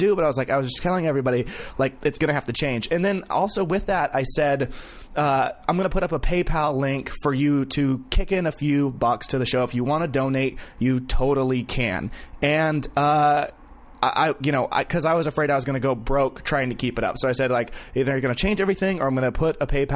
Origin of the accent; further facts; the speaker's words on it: Vacaville, California, United States; I'm from Vacaville